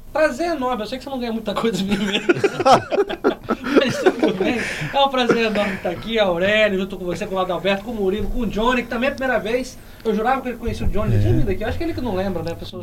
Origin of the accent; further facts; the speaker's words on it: Brazil; nós, como brasileiros